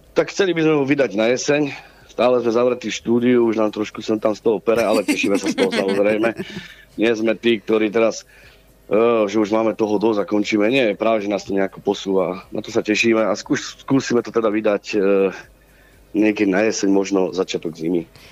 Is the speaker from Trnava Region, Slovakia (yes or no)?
no; Dolný Kubín, Žilina Region, Slovakia; my sme z Kubína